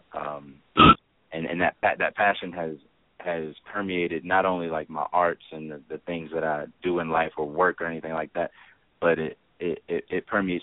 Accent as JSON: {"language": "English", "town": "Memphis", "region": "Tennessee", "country": "United States", "said": "I'm a Memphian"}